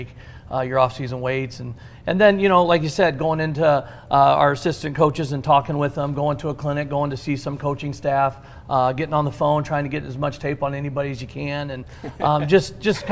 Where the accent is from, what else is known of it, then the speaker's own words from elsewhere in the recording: Aledo, Illinois, United States; growing up in Aledo